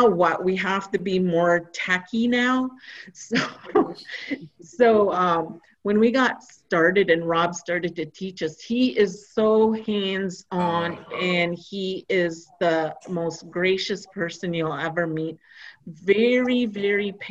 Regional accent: Christian Island, Ontario, Canada; English is a second language; moved away; I come from Christian Island

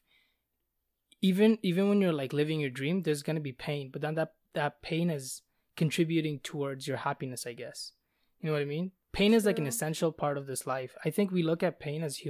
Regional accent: Bangladesh; I'm from Bangladesh

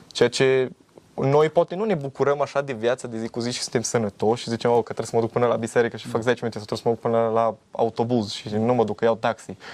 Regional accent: Romania; noi ca români

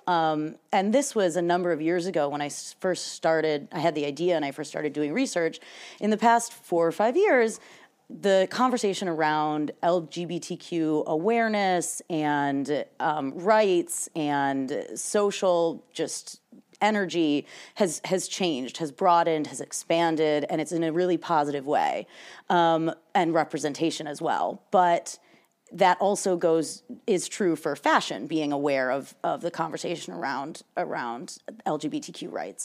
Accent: Michigan, United States; moved away as an adult; also born or lived in New York City; now in San Francisco Bay Area, United States; I'm originally from Michigan.

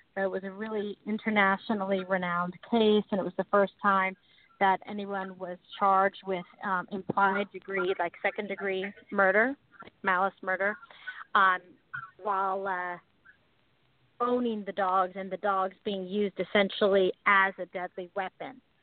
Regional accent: San Francisco, California, United States; moved away as an adult; also born or lived in Los Angeles; I was um, born and raised in San Francisco

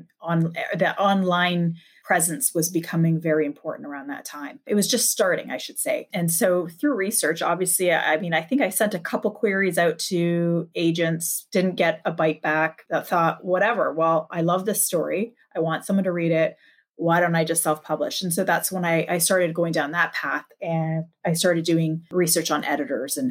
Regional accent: Canada; I'm Canadian.

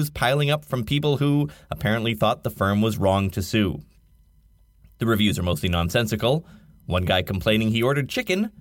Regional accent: Canada; I'm Canadian

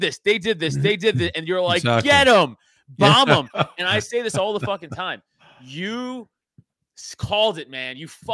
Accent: Staten Island, New York, United States; So, you know, again, we're from Staten Island. We saw the fucking, I say all the time, I saw the smoke from our fucking house.

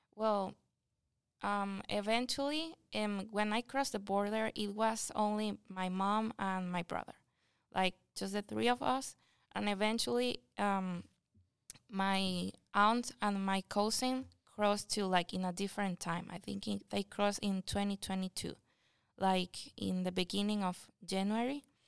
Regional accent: Anaco, Anzoátegui, Venezuela; English is a second language; now in United States; I come from Venezuela, And I come from a small city that is called Anaco

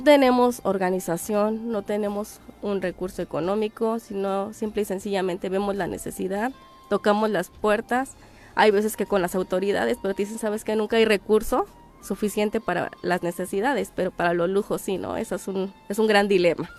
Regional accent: Cuautla, Morelos, Mexico; moved away as an adult; now in Tlayacapan, Mexico; yo soy de Cuautla, Morelos.

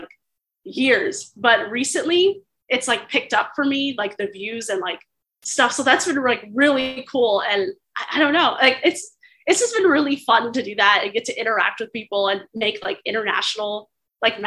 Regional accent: Alexandria, Virginia, United States; I am from Alexandria, Virginia in the United States

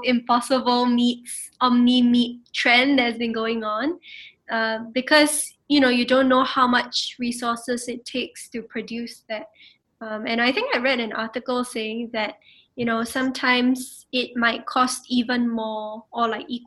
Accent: Singapore; my own identity as a Singaporean

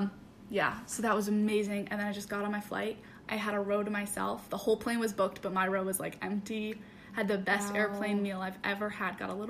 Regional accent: United States; Like, I mean, I'm still American, but I think I've I have the ability to look at America with a different viewpoint than most people

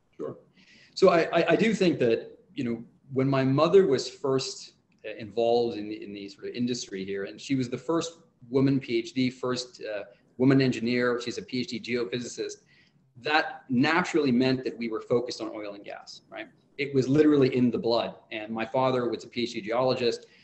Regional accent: Abu Dhabi, United Arab Emirates; the world in which I grew up in Abu Dhabi, which was beachfront, n- very few high rises

